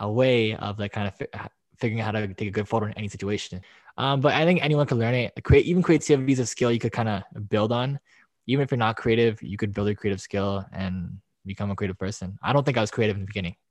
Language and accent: English; Toronto, Ontario, Canada; I'm from Toronto.